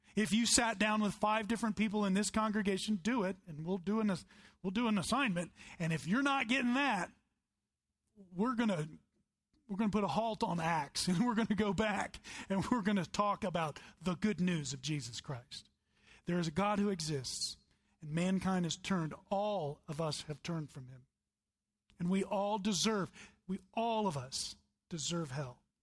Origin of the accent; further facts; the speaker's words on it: the Bible Belt, United States; I grew up in the Bible Belt